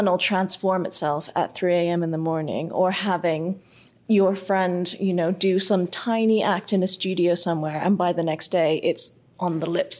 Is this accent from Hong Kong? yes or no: yes; Hong Kong; I am from Hong Kong, and so I am as Hong Kong as they come